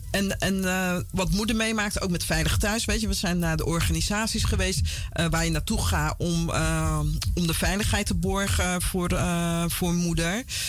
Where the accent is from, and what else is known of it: Vlaardingen, South Holland, Netherlands; born or raised there; also born or lived in Paramaribo, Suriname / Utrecht / Amsterdam; now in Almere, Netherlands